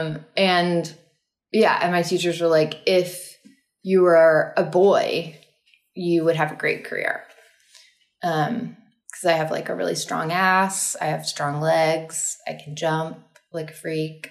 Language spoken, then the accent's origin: English; Austin, Texas, United States; I grew up in Austin, Texas.